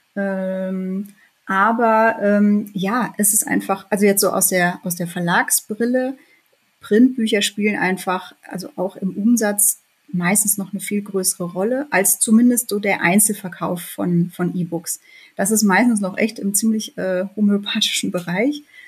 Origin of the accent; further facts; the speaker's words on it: Bielefeld, North Rhine-Westphalia, Germany; moved away; ich bin in Bielefeld geboren und aufgewachsen, habe da auch noch angefangen zu studieren